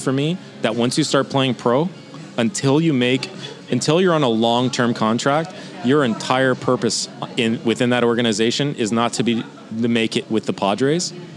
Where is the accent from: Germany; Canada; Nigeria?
Canada; especially as a Canadian